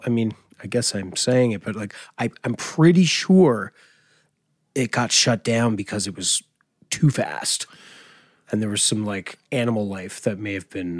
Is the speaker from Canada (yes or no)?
yes; East Coast, Canada; moved away; also born or lived in Vancouver; I know we're both from the East Coast